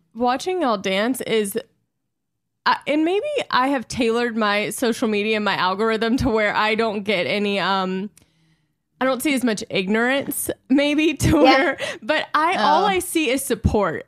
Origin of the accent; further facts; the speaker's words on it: Louisiana, United States; I'm from Louisiana